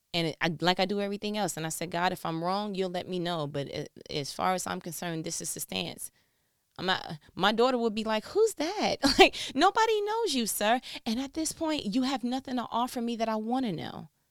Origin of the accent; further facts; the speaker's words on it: New York, United States; I'm from New York